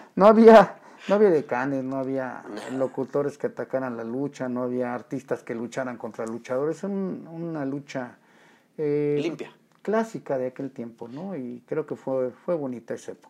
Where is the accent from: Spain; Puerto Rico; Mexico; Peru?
Mexico; Mexico City; Del hermoso barrio de La Merced. Yo nací en el Distrito Federal.